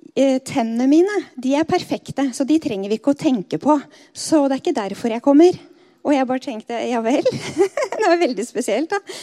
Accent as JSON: {"language": "Norwegian", "town": "Skedsmokorset", "region": "Akershus", "country": "Norway", "tie": "born or raised there", "said": "der jeg vokste opp på Skedsmokorset"}